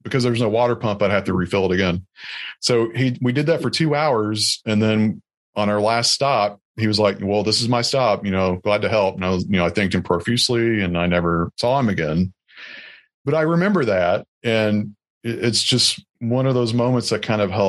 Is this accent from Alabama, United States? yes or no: yes; Alabama, United States; now in Baltimore, United States; I'm from Alabama.